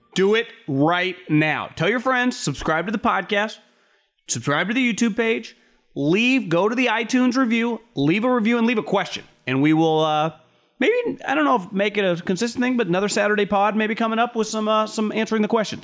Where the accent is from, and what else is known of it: California, United States